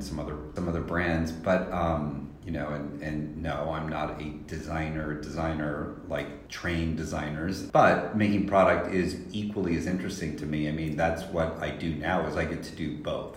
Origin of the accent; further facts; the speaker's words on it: Salina, Kansas, United States; my hometown in Salina, Kansas.